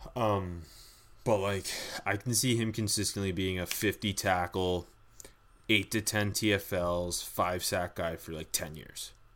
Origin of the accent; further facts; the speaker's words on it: Canada; we are Canadian